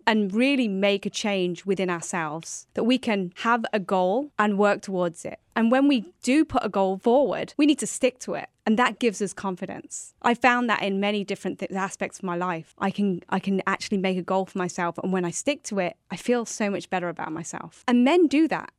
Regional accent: New York, United States; we are both from New York State, and we both currently live in New York State

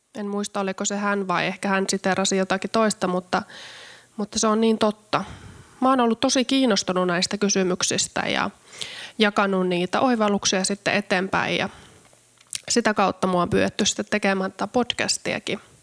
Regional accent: Karstula, Central Finland, Finland; mä oon syntynyt pienessä kylässä Karstulassa Keski-Suomessa

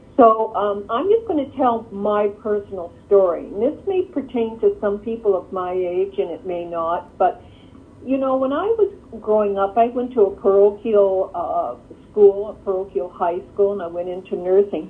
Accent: Canada; now in Michigan, United States; I'm Canadian, actually, you know, um, but live here

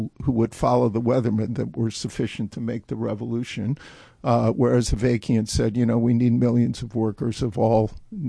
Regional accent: Milwaukee, Wisconsin, United States; also born or lived in Madison, Wisconsin; I'm originally from Milwaukee

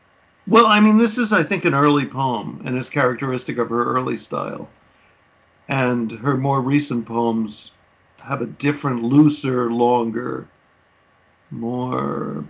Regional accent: New York City, New York, United States; Because I grew up in Manhattan, I use the word house to mean apartment.

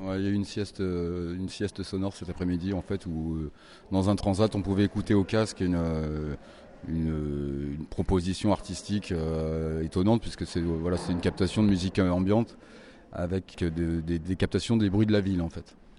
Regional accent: Reims, Grand Est, France; moi, je suis de Reims.

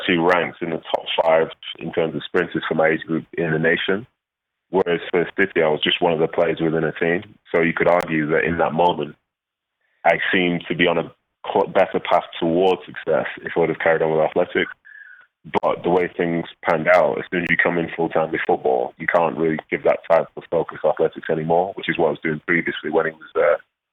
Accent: Manchester, North West England, United Kingdom; also born or lived in Nigeria; I was raised in Manchester, I was raised in Mancunian, so I also see that as home

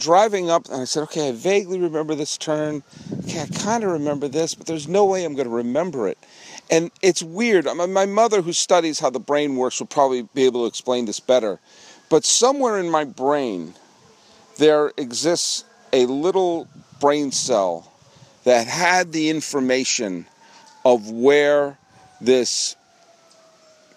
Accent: Weston, Massachusetts, United States; also born or lived in New York; now in California, United States; let me show you where I grew up

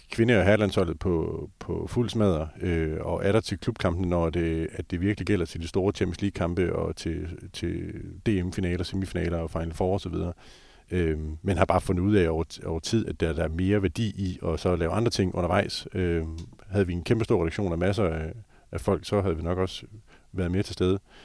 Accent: Skjern, Central Denmark Region, Denmark; jeg voksede op i Skjern

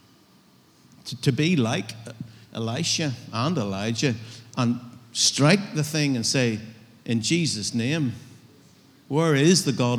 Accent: United Kingdom; I'm as British as you.

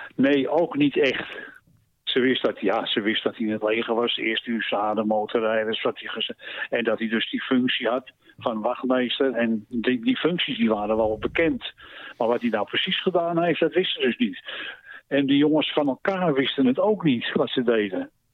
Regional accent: Amsterdam, North Holland, Netherlands; also born or lived in Maastricht; Ik ben destijds geboren in Maastricht, maar opgegroeid in Amsterdam

